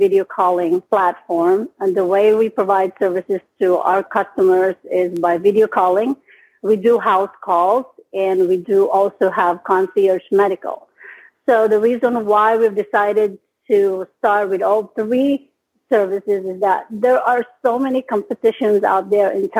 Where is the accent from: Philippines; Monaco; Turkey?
Philippines; moved away as an adult; now in United States; I came from the Philippines. I've been here in the United States since 1999.